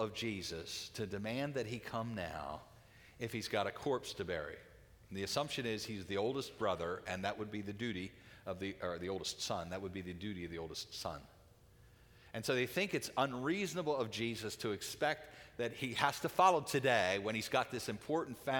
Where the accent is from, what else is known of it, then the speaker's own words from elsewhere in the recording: United States; as American Christians